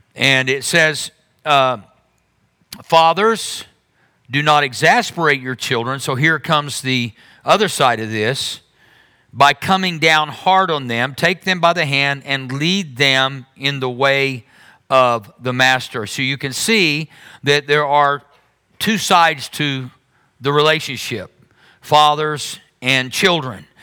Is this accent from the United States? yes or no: yes; Berry Hill, United States; I grew up in Berry Hill